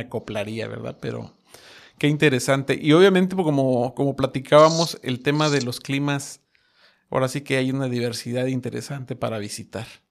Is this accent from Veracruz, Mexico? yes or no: no; Mexico City, Mexico; Yo soy de la Ciudad de México